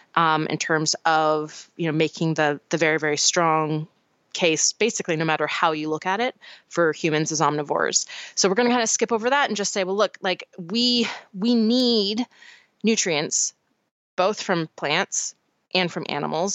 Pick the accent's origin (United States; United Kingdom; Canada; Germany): Canada; moved away; my home country